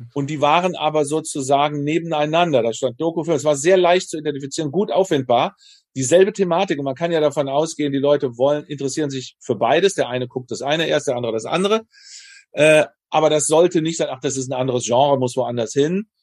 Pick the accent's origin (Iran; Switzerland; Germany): Germany; moved away; also born or lived in United States; als Deutsche